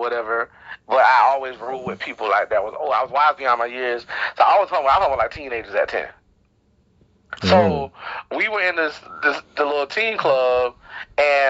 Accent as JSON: {"language": "English", "town": "Wilmington", "region": "North Carolina", "country": "United States", "tie": "born or raised there", "said": "And I'm from Wilmington, North Carolina, born and raised."}